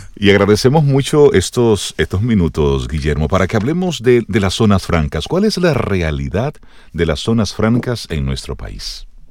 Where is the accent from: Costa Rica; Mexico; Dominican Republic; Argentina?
Dominican Republic; Salcedo, Hermanas Mirabal; moved away; mi pueblo, allá en Salcedo